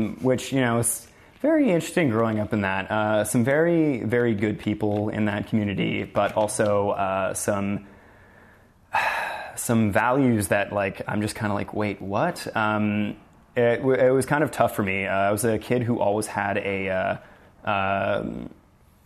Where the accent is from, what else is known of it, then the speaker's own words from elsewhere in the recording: Sudbury, Ontario, Canada; also born or lived in Toronto; I'm from Sudbury, Ontario. I grew up there and came to Toronto when I was 19